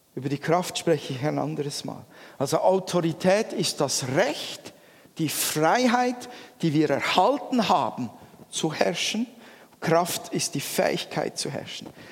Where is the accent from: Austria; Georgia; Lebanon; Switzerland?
Switzerland; wir Schweizer